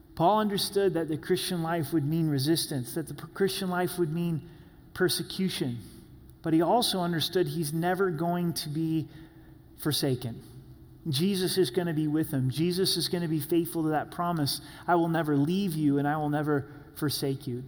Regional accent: Southern Oregon, United States; When I was growing up in Southern Oregon

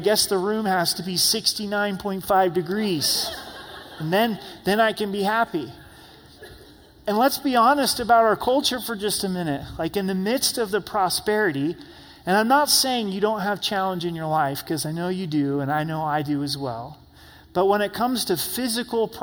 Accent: United States; as American Christians

